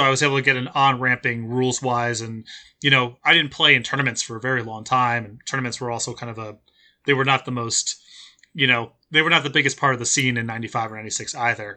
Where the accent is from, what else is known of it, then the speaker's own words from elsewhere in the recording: New Jersey, United States; moved away as an adult; also born or lived in San Diego; I grew up in Jersey